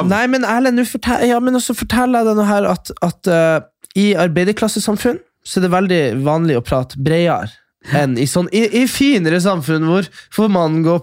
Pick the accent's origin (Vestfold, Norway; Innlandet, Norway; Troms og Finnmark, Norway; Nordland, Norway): Nordland, Norway; Kjøpsvik; Det er der vi er fra.